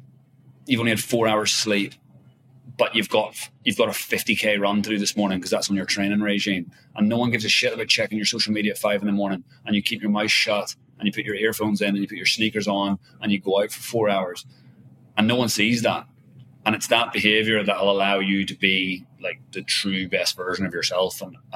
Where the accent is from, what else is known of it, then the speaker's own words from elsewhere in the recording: Ireland; You know, I'm Irish, obviously, but I've been living in Asia for 15 years.